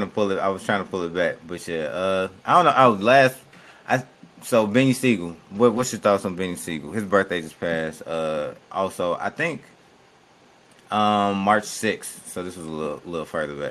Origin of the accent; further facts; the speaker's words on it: Chicago, Illinois, United States; I'm from Chicago